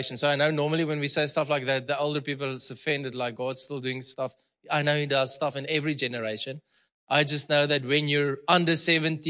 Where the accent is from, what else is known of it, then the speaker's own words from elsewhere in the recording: Malmesbury, Western Cape, South Africa; English is a second language; now in Potchefstroom, South Africa; I'm there from Malmesbury, okay? It's a small boer town.